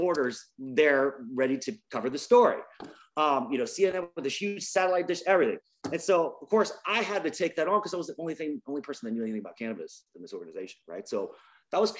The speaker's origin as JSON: {"language": "English", "town": "Virginia Beach", "region": "Virginia", "country": "United States", "tie": "born or raised there", "moved": "as an adult", "lives_now": "California, United States", "said": "I grew up in Virginia Beach, Virginia, originally."}